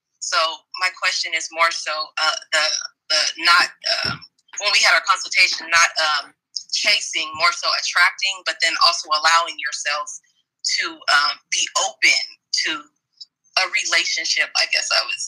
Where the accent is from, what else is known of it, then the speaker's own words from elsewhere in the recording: Sacramento, California, United States; Hey, y'all. … I'm from Sacramento, California.